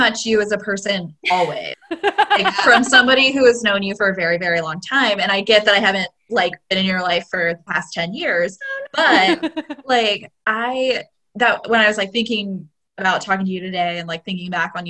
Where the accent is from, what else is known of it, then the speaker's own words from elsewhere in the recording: Evansville, Indiana, United States; I'm from Evansville